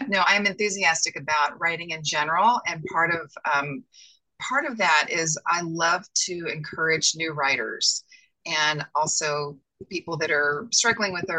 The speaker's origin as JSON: {"language": "English", "town": "Asheville", "region": "North Carolina", "country": "United States", "tie": "born or raised there", "also_born_or_lived": "Los Angeles, United States / Tryon, North Carolina", "moved": "as an adult", "lives_now": "Phoenix, United States", "said": "I grew up in North Carolina"}